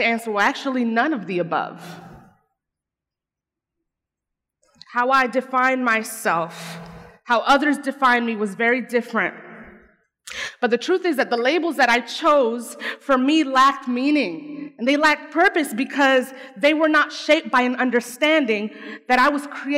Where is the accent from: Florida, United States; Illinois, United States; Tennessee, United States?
Florida, United States; Arcadia; English is a second language; growing up in Arcadia, Florida